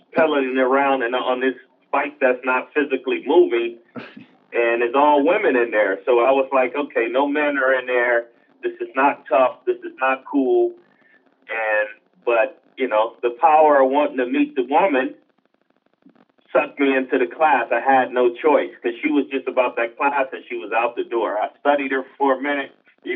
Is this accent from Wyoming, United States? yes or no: no; Los Angeles, California, United States; also born or lived in Long Beach, California; It's called now South LA, but those who grew up and was raised in that area, we still call it South Central